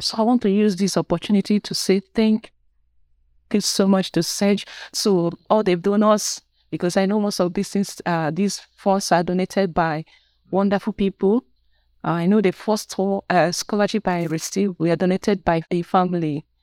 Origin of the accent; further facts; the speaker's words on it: Nigeria; I'm from Nigeria.